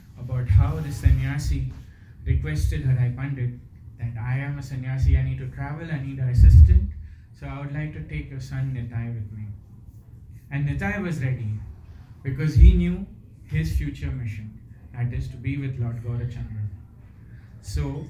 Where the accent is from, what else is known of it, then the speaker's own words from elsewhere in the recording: Mumbai, Maharashtra, India; moved away; born and brought up in Bombay